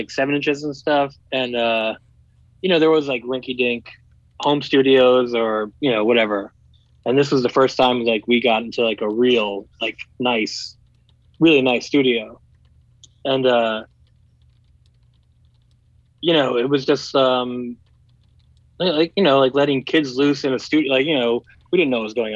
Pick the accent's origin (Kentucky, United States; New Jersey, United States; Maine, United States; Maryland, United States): New Jersey, United States; we're from Jersey.